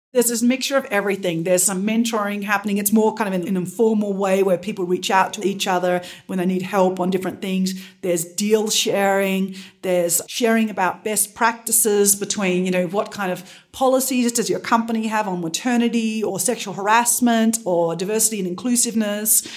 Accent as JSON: {"language": "English", "country": "Australia", "moved": "yes", "said": "I'm originally from Australia"}